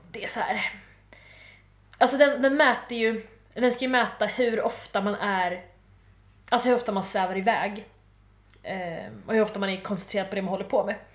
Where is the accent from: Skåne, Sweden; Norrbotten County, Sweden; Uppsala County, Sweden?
Skåne, Sweden; Malmö; jag är från Malmö